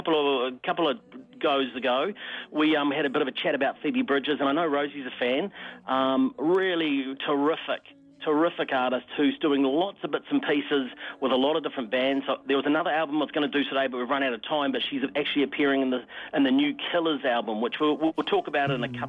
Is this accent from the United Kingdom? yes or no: no; Wairarapa, Wellington, New Zealand; moved away; growing up in the Wairarapa myself